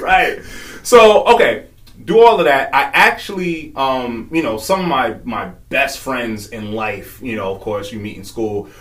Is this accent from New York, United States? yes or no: yes; New York, United States; moved away as an adult; also born or lived in Virginia; I originally was born and raised in New York. Grew up there